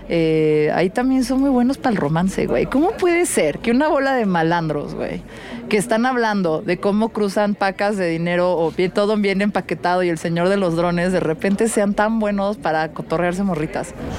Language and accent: Spanish; Mexico City, Mexico; soy de la Ciudad de México